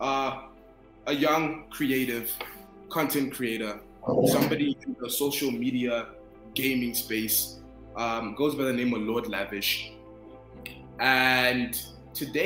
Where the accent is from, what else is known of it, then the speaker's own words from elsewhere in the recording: Zimbabwe; moved away; I grew up in Zimbabwe